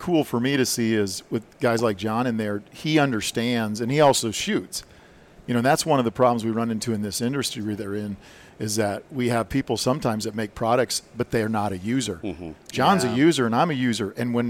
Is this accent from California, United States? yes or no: no; South Dakota, United States; I grew up in South Dakota, and I had a 30-30 lever gun that I killed my first deer with.